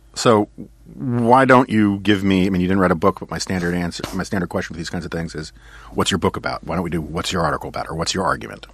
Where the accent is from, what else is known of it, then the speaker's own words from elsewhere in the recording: New York, United States; I grew up in New York. I was born in nineteen sixty-nine. I grew up on the Upper West Side.